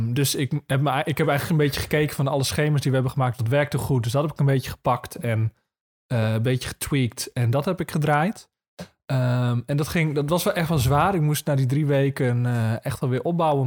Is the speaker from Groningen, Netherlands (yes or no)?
yes; Marum, Groningen, Netherlands; now in Zuidbroek, Netherlands; in Marum, daar kom ik dan weer vandaan.